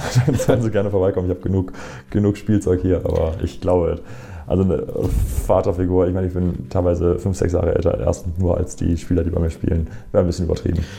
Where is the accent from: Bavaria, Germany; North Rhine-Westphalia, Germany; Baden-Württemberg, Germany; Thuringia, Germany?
North Rhine-Westphalia, Germany; Essen; moved away as an adult; now in Erlangen, Germany; ist Essen nach wie vor auch meine Heimat, mein Zuhause. Das Problem ist aber nur, dass ich im Grunde mit 19, 20 äh, aus Essen weg bin.